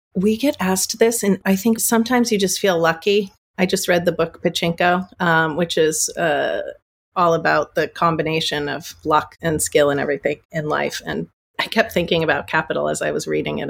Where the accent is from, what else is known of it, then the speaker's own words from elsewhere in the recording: United States; also born or lived in New York; I'm American.